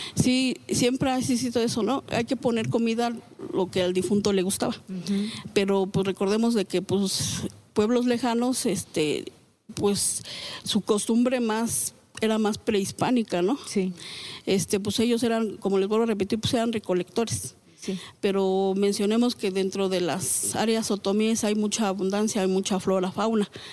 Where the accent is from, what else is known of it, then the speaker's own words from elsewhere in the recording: Xochicuautla, State of Mexico, Mexico; la comunidad que yo vengo de Xochicuautla